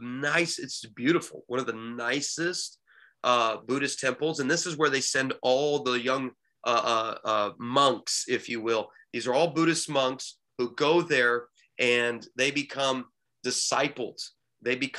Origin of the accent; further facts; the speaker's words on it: United States; moved away as an adult; I'm from America